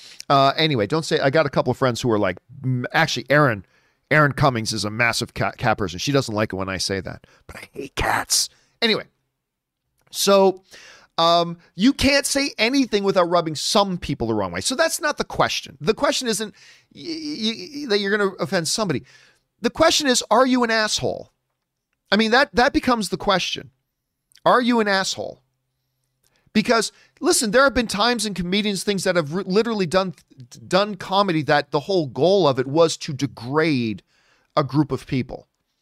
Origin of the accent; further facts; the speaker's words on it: Buffalo, New York, United States; I grew up in Buffalo. I used to drive into Buffalo all the time.